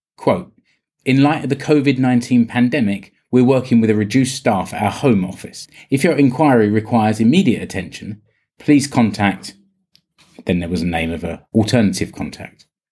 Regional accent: United Kingdom; now in Finland; I'm British.

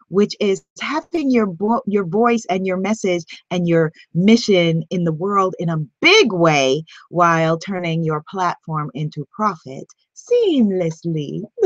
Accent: New York, United States; I'm from New York and I'm a hustler

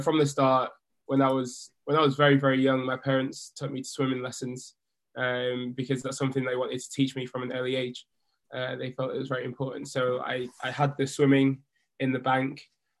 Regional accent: Jamaica; I am a Jamaican diver going to the Tokyo 2020 Olympic Games for my second Olympics

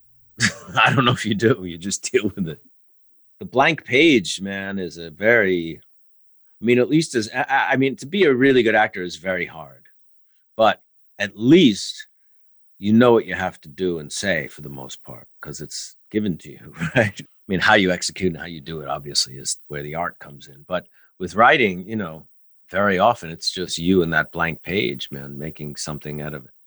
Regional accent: New York, United States; as a New Yorker

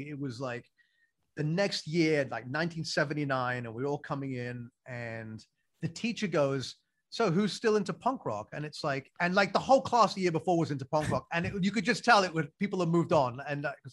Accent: England, United Kingdom; I grew up in England and I love the place. And like, I still think of England as home

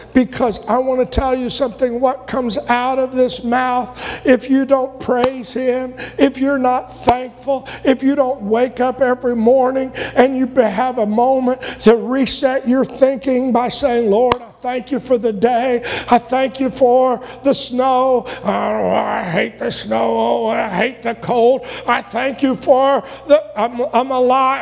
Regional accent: United States; I'm not going to stop being an American

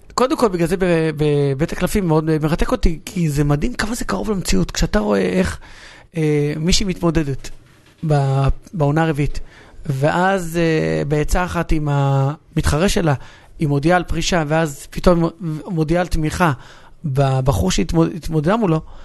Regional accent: Hatzor HaGlilit, Northern District, Israel; שנינו באים מאותו מקום. אני בא מחצור, ושנינו לא עזבנו את המקום שממנו באנו

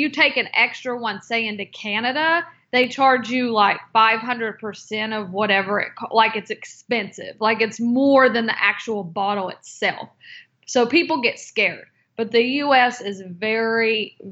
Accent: North Carolina, United States; moved away; also born or lived in Seattle; I'm from North Carolina

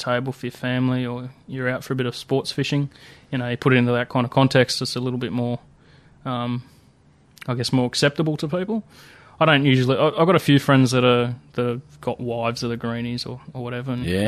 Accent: New South Wales, Australia; I guess you could call it semi-rural sort of environment, but... Yeah, I grew up in the Blue Mountains.

